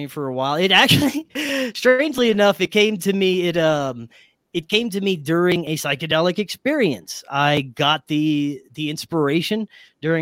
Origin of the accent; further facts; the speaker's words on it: Louisiana, United States; my hometown or my home state of Louisiana